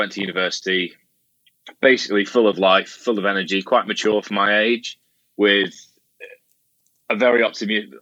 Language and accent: English; Scotland, United Kingdom; I grew up in Scotland.